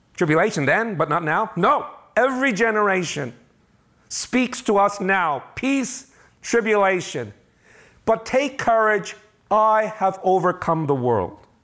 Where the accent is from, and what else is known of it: United States